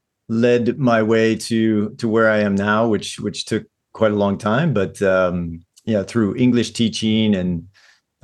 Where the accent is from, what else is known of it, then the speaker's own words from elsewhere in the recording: St. Louis, Missouri, United States; moved away as an adult; now in Japan; originally I'm from St. Louis, Missouri. Grew up in the same house, same place until I was about 18.